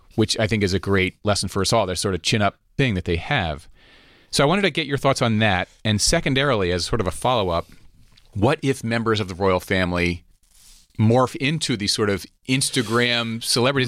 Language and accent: English; United States; here in America